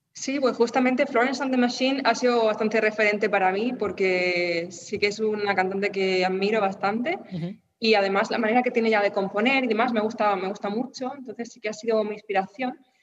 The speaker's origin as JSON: {"language": "Spanish", "town": "Murcia", "region": "Region of Murcia", "country": "Spain", "tie": "born or raised there", "also_born_or_lived": "Germany", "moved": "as an adult", "said": "volver a mi ciudad natal, a, Murcia"}